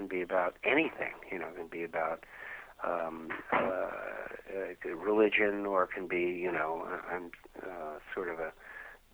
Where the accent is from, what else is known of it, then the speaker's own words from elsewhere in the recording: New York, United States; I grew up in New York